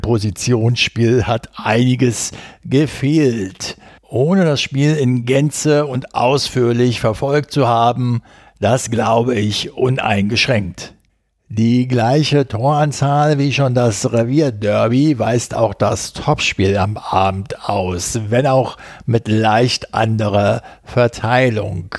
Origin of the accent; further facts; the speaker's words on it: Berlin, Germany; ich in meiner Jugend auf den Bolzplätzen in Berlin-Wedding